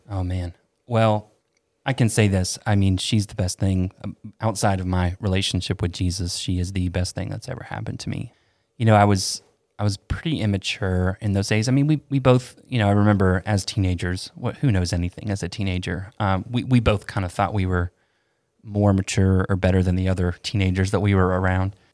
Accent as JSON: {"language": "English", "town": "Asheville", "region": "North Carolina", "country": "United States", "tie": "born or raised there", "also_born_or_lived": "Tampa, Florida", "said": "we moved to Asheville from Tampa when I was ten"}